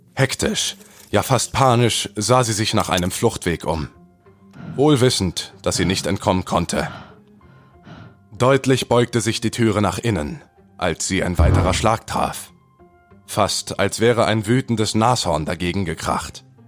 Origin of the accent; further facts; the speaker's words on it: Berlin, Germany; bin junge 27 Jahre alt oder jung, ähm, komme aus Berlin